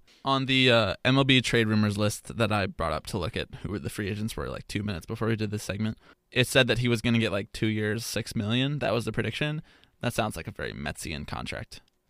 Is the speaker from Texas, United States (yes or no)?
yes; Texas, United States; I'm Southern, but I'm also a hipster. I'm like a trendy Southerner, you know? I am from Texas, but I also like emo rock.